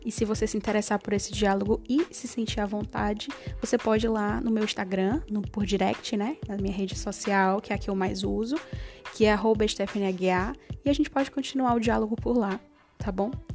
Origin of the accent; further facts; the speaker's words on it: Fortaleza, Ceará, Brazil; eu moro atualmente em Fortaleza, eu nasci aqui em Fortaleza é, sou cearense, raiz